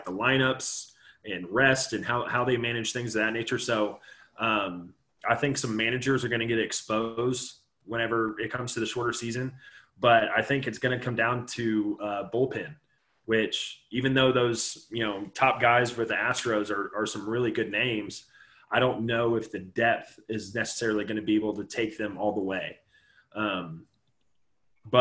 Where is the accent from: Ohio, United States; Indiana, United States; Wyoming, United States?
Indiana, United States; I grew up in Indiana